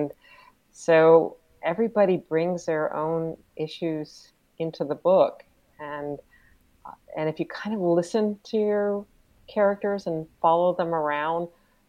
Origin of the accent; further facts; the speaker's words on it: North Carolina, United States; also born or lived in Ireland; But I grew up in the South. And so that voice, those voices, because there's so many different voices, even in North Carolina, they're kind of in my veins.